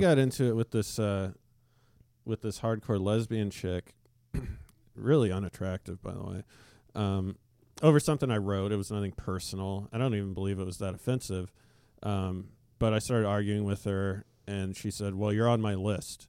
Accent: Alaska, United States; when I was growing up in Alaska

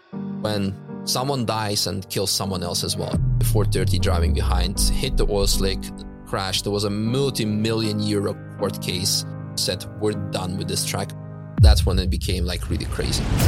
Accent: Netherlands; also born or lived in Russia; now in Germany; I grew up in the Netherlands with her

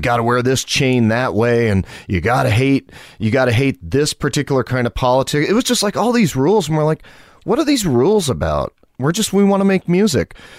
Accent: Malone, New York, United States; I was born and raised in a small farm town in northern New York, town called Malone

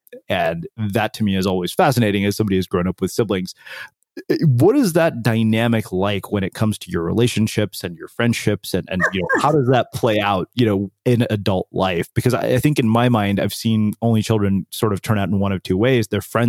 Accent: College Station, Texas, United States; also born or lived in India; I grew up in College Station

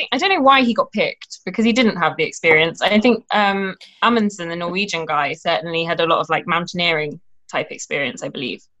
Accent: United Kingdom; We'll we'll do it. We're British.

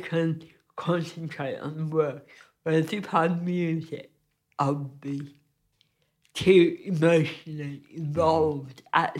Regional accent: United Kingdom; I've never been able to work totally abstract way because I'm British.

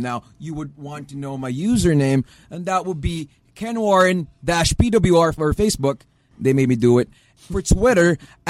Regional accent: Quezon City, Metro Manila, Philippines; I was born in the City of the Stars. For those who don't know, I am from Quezon City.

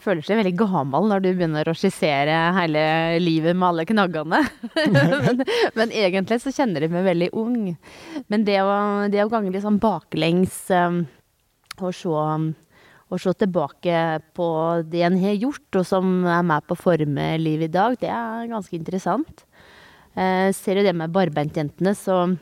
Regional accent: Telemark, Norway; also born or lived in Australia; now in Vågå, Norway; Jeg kommer jo ikke herifra, jeg kommer jo fra Telemark

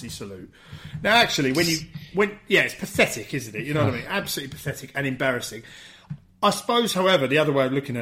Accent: England, United Kingdom; being English

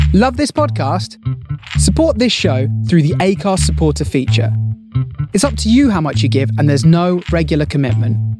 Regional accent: Luton, East of England, United Kingdom; moved away as an adult; also born or lived in London; now in Folkestone, United Kingdom; originally I'm from Luton um, in Bedfordshire, uh, so I was there till I was like, you know, uni

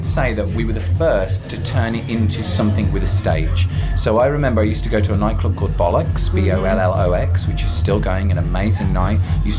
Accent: Birmingham, West Midlands, United Kingdom; I'm a Brummie.

